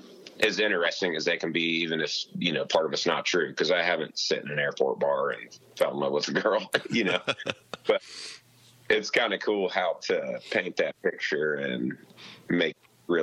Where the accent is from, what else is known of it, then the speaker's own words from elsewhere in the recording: Kansas, United States; he knew I was from Kansas